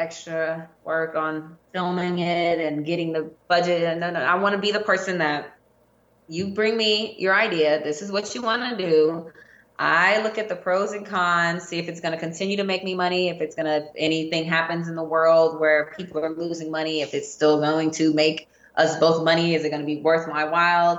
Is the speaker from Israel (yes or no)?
no; New Orleans, Louisiana, United States; I'm originally from New Orleans